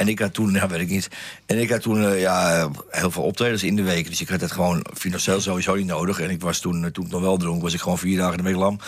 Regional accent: Amsterdam, North Holland, Netherlands; Dan kom ik wel uit de Jordaan Amsterdam, dan ben je natuurlijk al heel snel plat

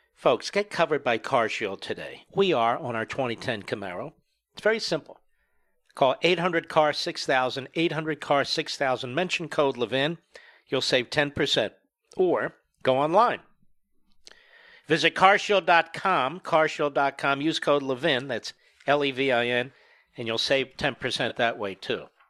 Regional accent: United States; by chance I was born here

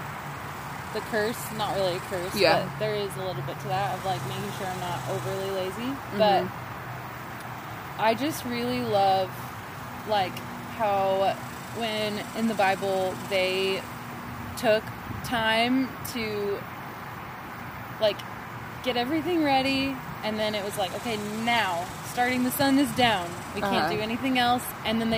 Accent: United States; as an American

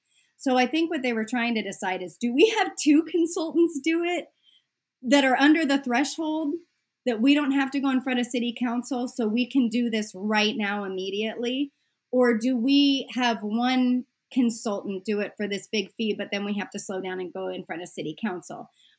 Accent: Omaha, Nebraska, United States; I grew up in Omaha.

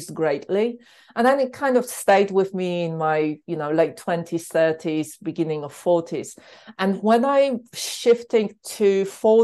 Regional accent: Poland; moved away as an adult; also born or lived in London; In Poland, I grew up with a lot of alcohol

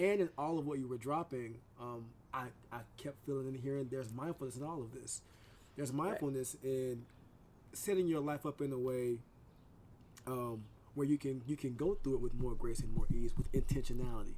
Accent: the South, United States; I'm from the South

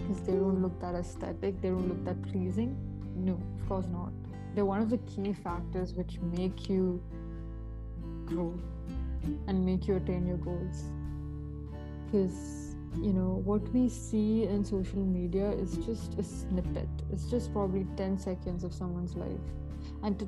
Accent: India; I'm an Indian

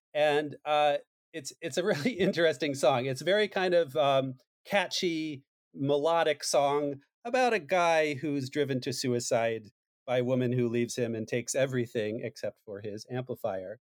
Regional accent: New Jersey, United States; I'm from New Jersey. I live in Jersey City, which is right near Hoboken

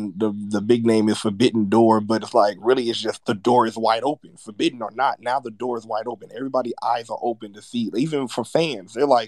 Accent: California, United States; I'm from Cali

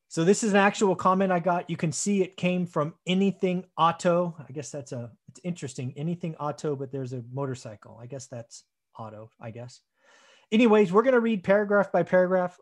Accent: United States; being an American

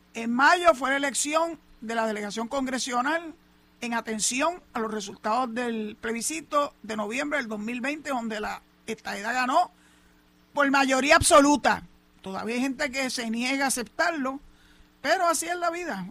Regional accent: Puerto Rico; los puertorriqueños somos ciudadanos americanos

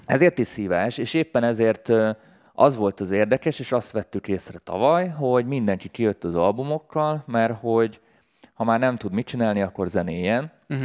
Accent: Budapest, Hungary; én budapesti vagyok

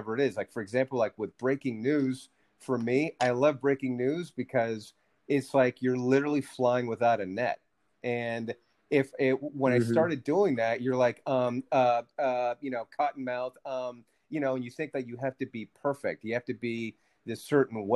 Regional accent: San Francisco, California, United States; first language Spanish; English is a second language; growing up in San Francisco

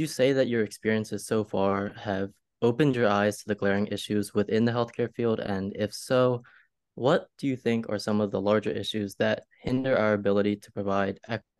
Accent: Philadelphia, Pennsylvania, United States; I'm from Philadelphia

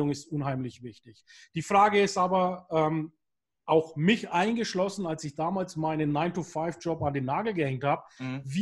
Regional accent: Bavaria, Germany; Ich bin ja hier im Norden Bayerns.

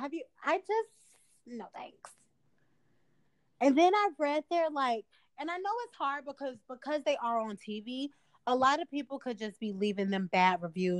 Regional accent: Chicago, Illinois, United States; I'm from the South Side of Chicago

